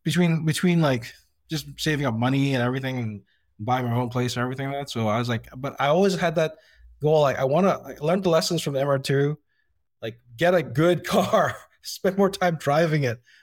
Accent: Mississauga, Ontario, Canada; So I grew up in Mississauga

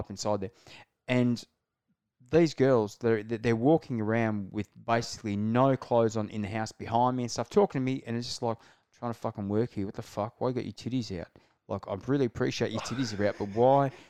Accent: Kalgoorlie, Western Australia, Australia; growing up in Kalgoorlie

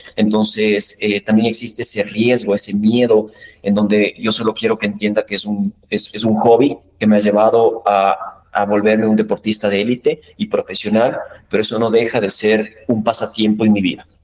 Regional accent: Ecuador

